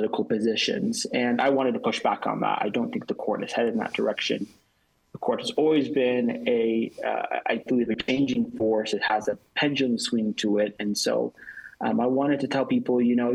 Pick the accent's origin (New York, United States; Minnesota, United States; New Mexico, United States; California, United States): New Mexico, United States; Albuquerque; also born or lived in Utah; I'm from Albuquerque, New Mexico